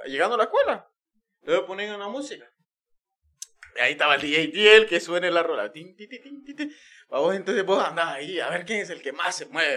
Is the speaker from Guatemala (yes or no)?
yes; Guatemala; now in United States; nosotros donde venimos, eh, en Guatemala